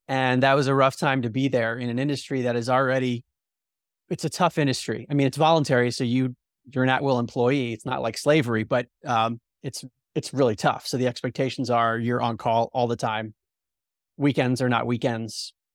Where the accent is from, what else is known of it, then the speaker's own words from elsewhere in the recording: outside of Baltimore, Maryland, United States; also born or lived in New Jersey; I had a very mainstream outlook growing up outside of Baltimore, Maryland